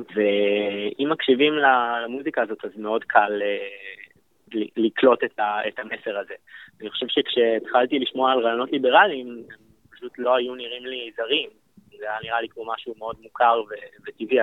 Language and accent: Hebrew; Israel; ב-D N A שלנו כישראלים